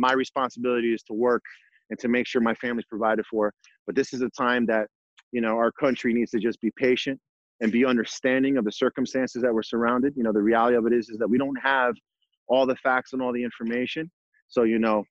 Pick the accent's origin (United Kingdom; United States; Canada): United States; New Jersey; moved away; I'm from New Jersey, and originally my family's from Puerto Rico